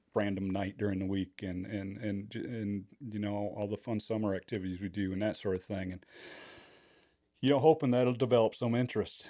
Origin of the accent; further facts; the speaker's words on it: Kalamazoo, Michigan, United States; moved away as an adult; now in Indiana, United States; I was born and raised in the Kalamazoo, Michigan area